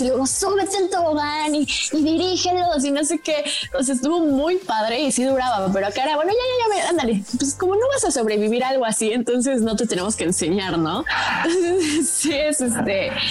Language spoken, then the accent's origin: Spanish; Mexico; moved away as an adult; also born or lived in Dubai; la aerolínea bandera de mi país, está México